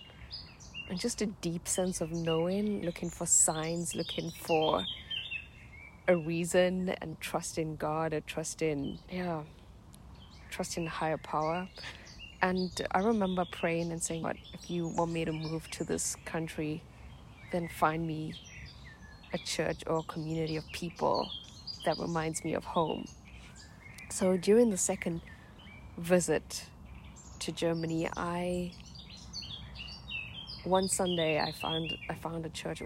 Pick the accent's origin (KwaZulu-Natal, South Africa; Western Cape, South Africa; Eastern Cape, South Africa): KwaZulu-Natal, South Africa; Durban; moved away; I grew up in South Africa in a small town called Durban